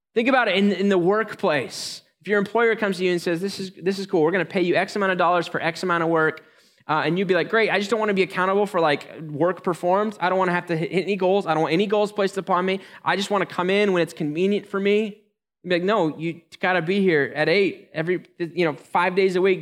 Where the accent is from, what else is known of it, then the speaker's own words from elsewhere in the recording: United States; We're American